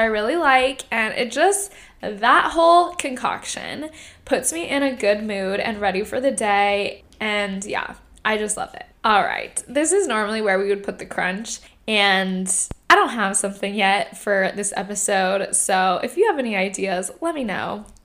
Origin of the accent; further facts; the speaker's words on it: Irvine, California, United States; also born or lived in Fountain Valley, California; So I grew up, I was born in Fountain Valley, California. And I grew up in Irvine. I moved to Irvine when I was 6 years old.